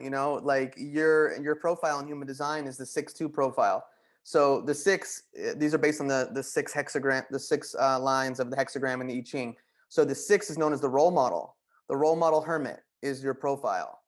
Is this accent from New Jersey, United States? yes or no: yes; Wayne, New Jersey, United States; moved away as an adult; also born or lived in Boston; I want to leave the comfort of Wayne, New Jersey